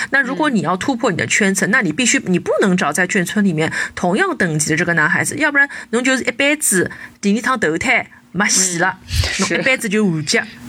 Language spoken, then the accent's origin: Chinese; Shanghai, China; 像我们很多上海的小朋友，我们从来都没有很长时间的离开过家乡